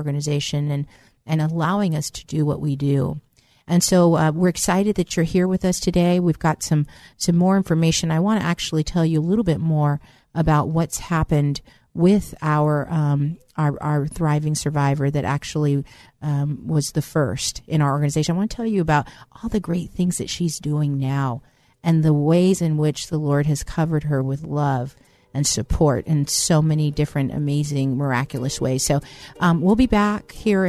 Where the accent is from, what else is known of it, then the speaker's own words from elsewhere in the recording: Bay Area, California, United States; also born or lived in East Coast; I actually originally was born in the East Coast, but grew up in the Bay Area